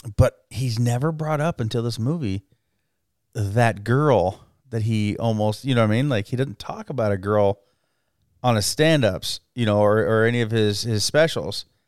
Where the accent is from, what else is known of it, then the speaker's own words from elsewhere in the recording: Twin Falls, Idaho, United States; I grew up in the Twin Falls area